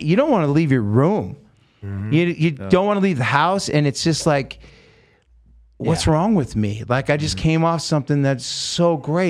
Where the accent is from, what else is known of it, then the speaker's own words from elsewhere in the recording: United States; I'm Native American Indian. I'm Lakota Sioux, right?